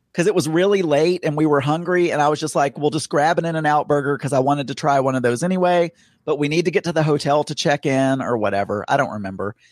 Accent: Bradley County, Arkansas, United States; moved away; my hometown we had a festival called the Pink Tomato Festival because we were known for Bradley County

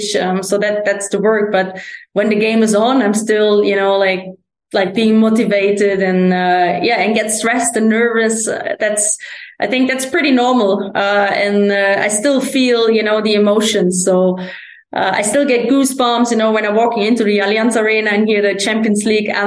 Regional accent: Germany; moved away as an adult; also born or lived in Sweden; I played for the first league team, in my hometown

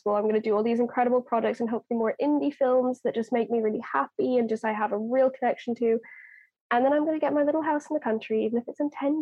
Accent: Ireland; I'm Irish

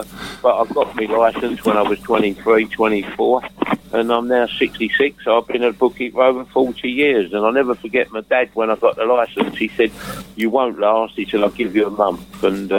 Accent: London, United Kingdom; accent: Cockney; As a kid, I was brought up in London.

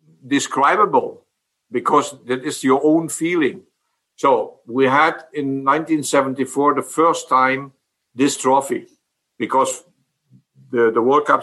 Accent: Emmerich, North Rhine-Westphalia, Germany; English is a second language; and then I became Dutch as well, but I was feeling like a German. I grew up in Germany, so I spoke a little bit Dutch, what I do today as well.

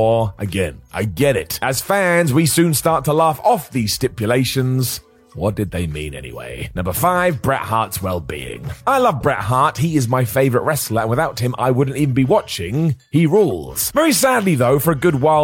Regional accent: United Kingdom; I'm British

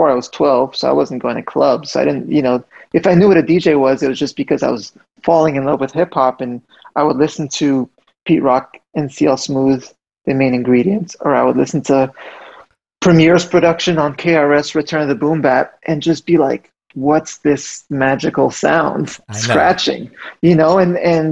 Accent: Montreal, Quebec, Canada; I grew up in Montreal

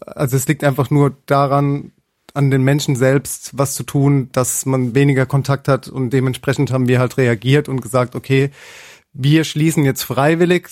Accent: Mannheim, Baden-Württemberg, Germany; Ich selbst bin äh, Sternekoch, bin aus Mannheim

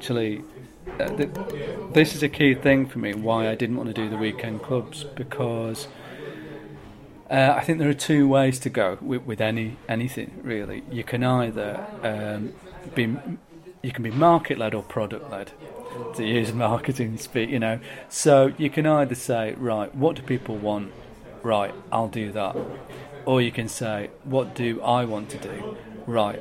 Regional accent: Manchester, North West England, United Kingdom; moved away; also born or lived in Brighton; Manchester was a no-brainer because it's my hometown

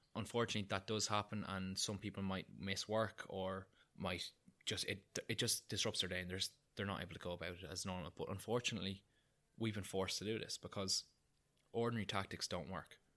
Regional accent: Newbridge, Leinster, Ireland; I'm from Kildare, I'm from Newbridge, which is about forty minutes from Dublin

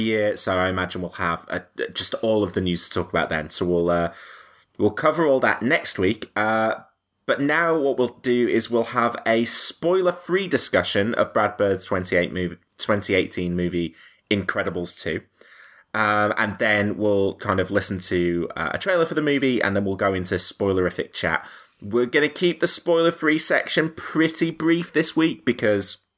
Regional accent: Leeds, Yorkshire and the Humber, United Kingdom; accent: northern

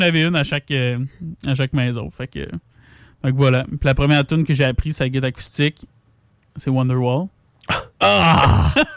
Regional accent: Lévis, Quebec, Canada; on est né à Lévis, euh, à l'Hôtel Dieu. On a grandi à Lévis

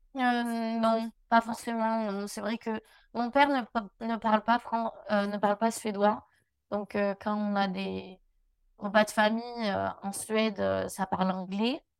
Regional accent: Albi, Occitania, France; moved away as an adult; now in United States; j'ai grandi du coup à Albi.

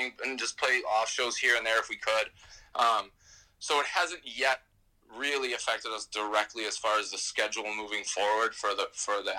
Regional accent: New York, United States; as a New Yorker

